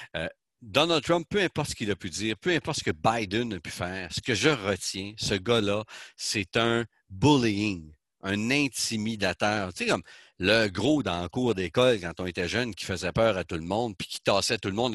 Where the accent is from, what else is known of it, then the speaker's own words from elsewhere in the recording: Canada; chez nous au Canada